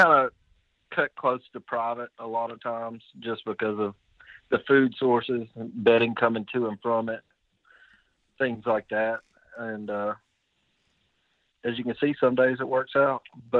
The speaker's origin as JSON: {"language": "English", "town": "Florence", "region": "Alabama", "country": "United States", "said": "I'm from Florence, Alabama."}